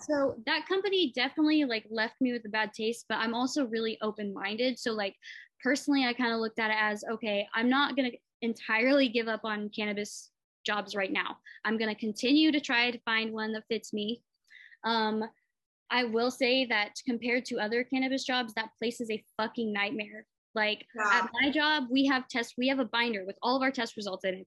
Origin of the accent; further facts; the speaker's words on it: Muskogee, Oklahoma, United States; I was raised in Muskogee, so I just spent a lot of time in Tulsa, like as a kid